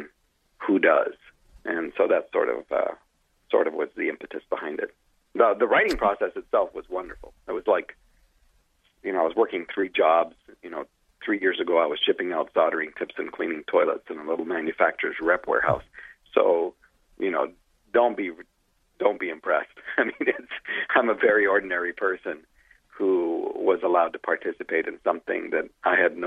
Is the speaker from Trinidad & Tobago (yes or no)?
no; Canada; I'm Canadian